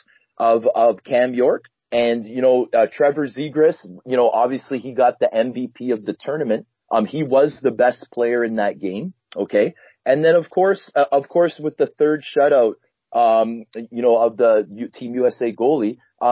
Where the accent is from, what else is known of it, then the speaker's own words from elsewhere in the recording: Canada; me being a Canadian kid